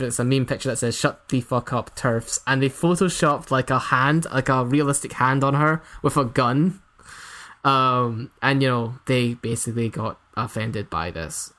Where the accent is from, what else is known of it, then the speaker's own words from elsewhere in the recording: Scotland, United Kingdom; I'm from Scotland, if you couldn't tell